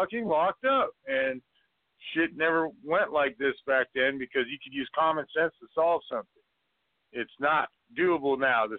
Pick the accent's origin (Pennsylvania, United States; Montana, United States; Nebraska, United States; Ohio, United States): Montana, United States; I'm from Montana